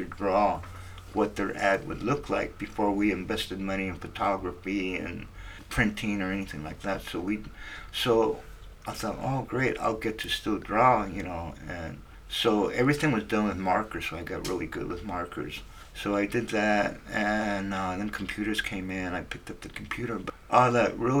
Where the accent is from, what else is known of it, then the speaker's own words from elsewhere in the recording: Wilmington, California, United States; from Wilmington. You know, I went to high school and junior high there.